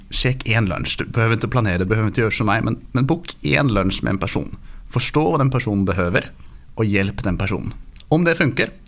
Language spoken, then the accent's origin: Swedish; Oslo, Norway; born there; accent: Norwegian; Swedish is a second language; Som du hör så bryter jag lite på norsk. Mm. Jag är um, född i Oslo, mamma är från San Francisco.